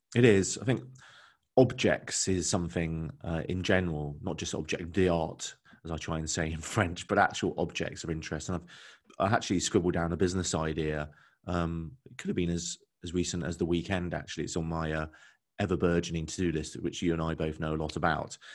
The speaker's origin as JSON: {"language": "English", "region": "London", "country": "United Kingdom", "tie": "born or raised there", "moved": "as an adult", "lives_now": "Bristol, United Kingdom", "said": "I grew up in London."}